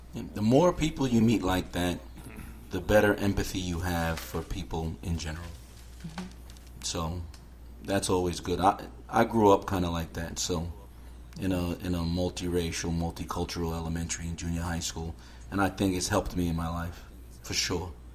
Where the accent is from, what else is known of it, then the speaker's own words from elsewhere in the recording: New York City, New York, United States; now in Palm Coast, United States; where I grew up in Queens, you had generations that lived in a certain area